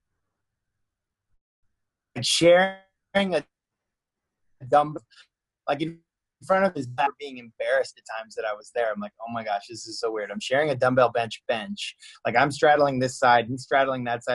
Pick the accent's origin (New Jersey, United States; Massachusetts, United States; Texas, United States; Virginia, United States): Massachusetts, United States; Boston; moved away; I grew up in Boston